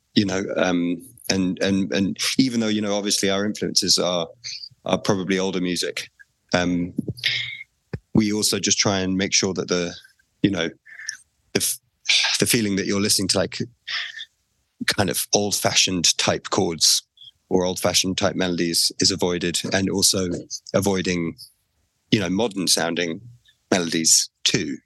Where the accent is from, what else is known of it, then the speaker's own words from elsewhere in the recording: England, United Kingdom; as a an English person